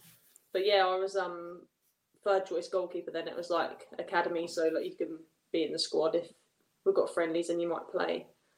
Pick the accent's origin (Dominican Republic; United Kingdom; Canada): United Kingdom; Norfolk, East of England; also born or lived in London / Liverpool; that was when I moved away from Norfolk for a bit to go and study and play football.